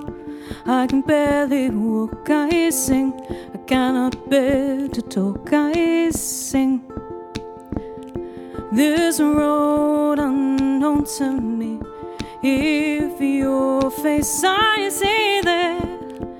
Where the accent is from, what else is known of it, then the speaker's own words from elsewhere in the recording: Birmingham, West Midlands, United Kingdom; I'm from Birmingham